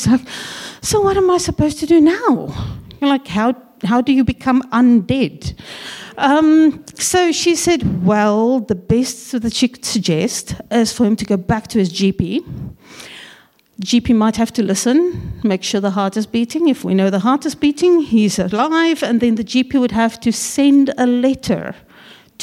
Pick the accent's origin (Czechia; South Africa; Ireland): South Africa; now in New Zealand; We are originally from South Africa and have been in New Zealand for, oh gosh, going on 16 years now